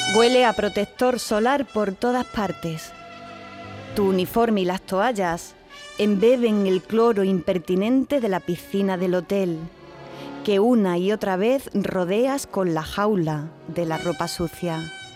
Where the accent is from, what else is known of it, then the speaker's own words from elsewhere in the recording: Andalusia, Spain; En Andalucía tenemos más palabras